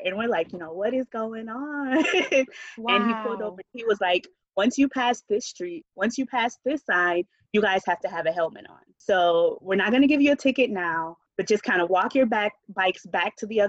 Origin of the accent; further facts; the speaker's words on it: Grand Rapids, Michigan, United States; I was born and raised in the Midwest, Grand Rapids, Michigan. My mother is from the South Missouri.